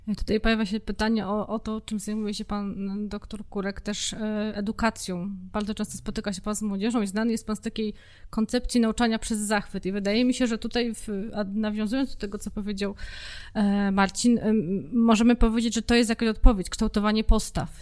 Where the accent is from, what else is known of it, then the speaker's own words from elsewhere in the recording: Silesian Voivodeship, Poland; wszyscy jesteśmy ze Śląska